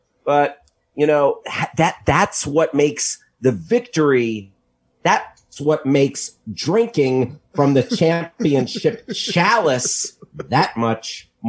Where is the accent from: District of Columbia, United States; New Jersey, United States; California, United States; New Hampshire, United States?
New Jersey, United States; I grew up in New Jersey.